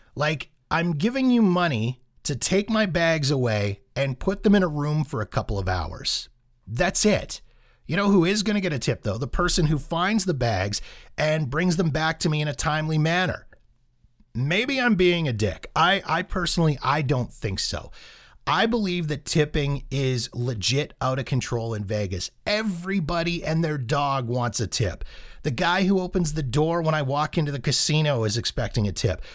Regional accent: Calgary, Alberta, Canada; my hometown of Calgary.

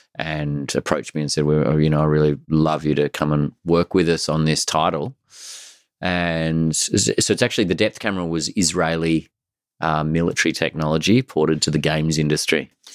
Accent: Australia; I grew up in Australia

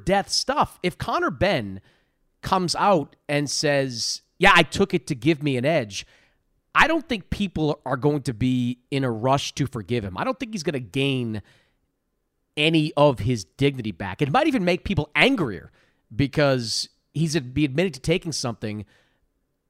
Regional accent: Boston, Massachusetts, United States; I grew up in Boston

